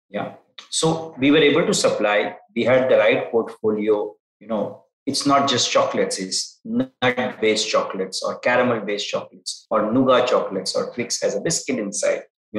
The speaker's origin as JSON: {"language": "English", "town": "Mumbai", "region": "Maharashtra", "country": "India", "also_born_or_lived": "Dubai / Nigeria / Turkey / Singapore", "said": "Yeah, so I am a Bombayite. So I'm Indian. I returned to India after probably 15 years in Middle East, Turkey, Africa, Southeast Asia, North Asia."}